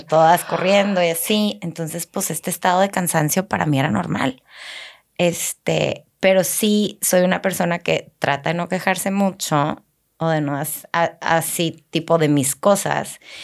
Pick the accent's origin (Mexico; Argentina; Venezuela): Mexico; Chihuahua; moved away as an adult; also born or lived in Laredo; now in Monterrey, Mexico; yo este, nací en Laredo, o sea, no nací en Chihuahua tampoco, pero nos fuimos a vivir a Chihuahua cuando, cuando estábamos chiquitas por el trabajo de mi papá. Ok. Este, entonces crecí en Chihuahua